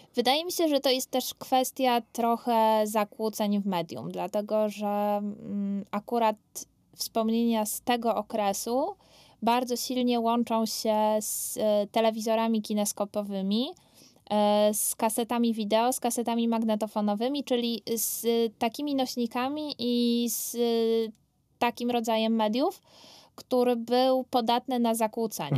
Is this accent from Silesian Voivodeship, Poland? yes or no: yes; Katowice, Silesian Voivodeship, Poland; ja dorastałam w Katowicach Ligodzie